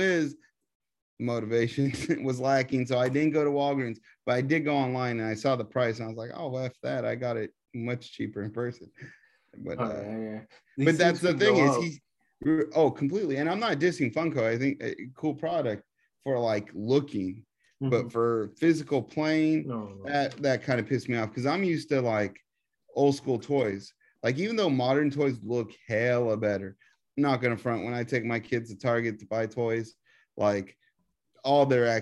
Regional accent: Texas, United States; I'm from Texas.

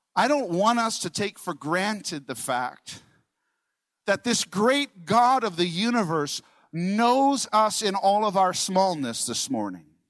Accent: New York, United States; I'm from New York

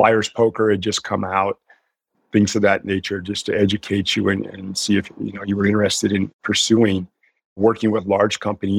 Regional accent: Mendocino, California, United States; also born or lived in Cleveland, Ohio; So I actually was born in the Midwest in Cleveland, Ohio. But I was raised in Northern California. My parents divorced at a very early age when I was about 4 or 5. And when my mother remarried, we moved to the village of Mendocino, which is about 3.5 hours north of San Francisco on the coast.

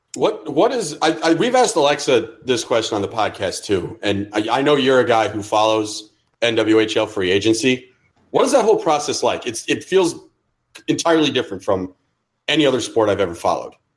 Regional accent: New York City, New York, United States; moved away; also born or lived in Savannah, Georgia; someone who grew up in and around New York City and then had to live in Savannah, Georgia for six years of his life

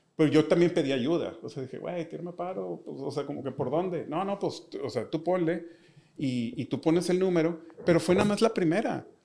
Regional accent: Monterrey, Nuevo León, Mexico; soy un diseñador de Monterrey

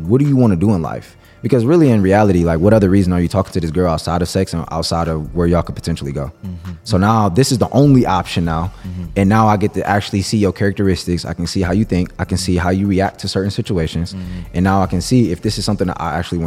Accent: Cleveland, Ohio, United States; I grew up in Cleveland

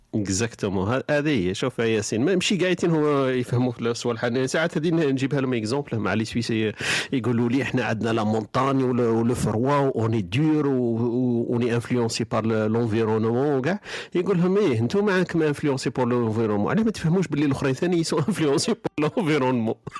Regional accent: southern Algeria, Algeria; moved away; انا ولد الصحراء

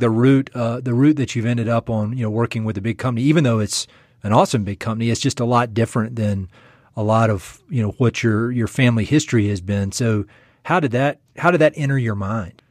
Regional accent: East North Carolina, United States; moved away as an adult; also born or lived in Jackson Hole, Wyoming; I'm from North Carolina. I'm from East North Carolina

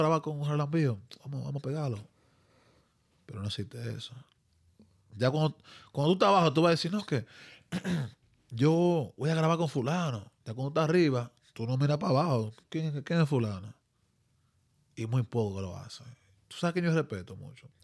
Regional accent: Dominican Republic; now in New Jersey, United States; soy dominicano 100%

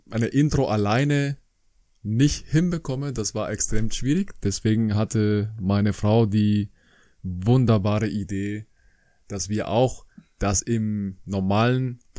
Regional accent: Colombia; now in Germany; ich komme aus Kolumbien ursprünglich, ein schönes Land ähm, am Norden von Südamerika. Ich kam nach Deutschland in 2003

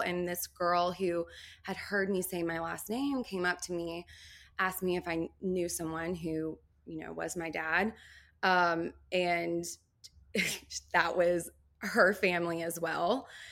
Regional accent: Nashville, Tennessee, United States; also born or lived in New Orleans, Louisiana; originally from New Orleans, but I grew up in Nashville

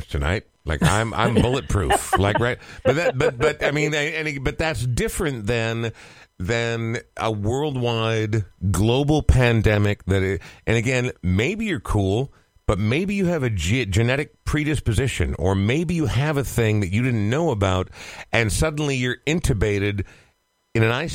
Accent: Coon Rapids, Minnesota, United States; I grew up in Coon Rapids. For those listening who are not from Minnesota, it's like a third/fourth tier northern suburb.

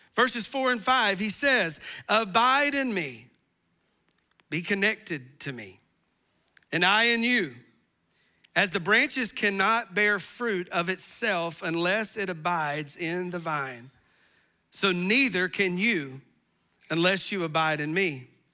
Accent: the South, United States; we're from the South

